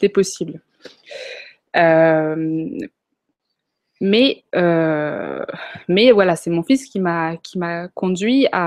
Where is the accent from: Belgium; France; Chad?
Chad; donc on a grandi au Tchad, en Afrique, dans la brousse même